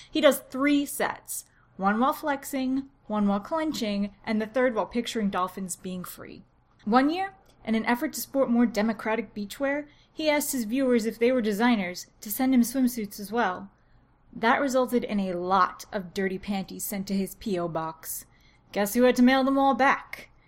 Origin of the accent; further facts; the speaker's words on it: New Jersey, United States; to tell people that I'm from New Jersey. It's the most unglamorous state.